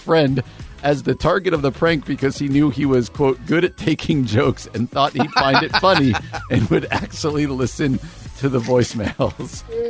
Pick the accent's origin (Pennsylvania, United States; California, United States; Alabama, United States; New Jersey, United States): New Jersey, United States; My home state of New Jersey.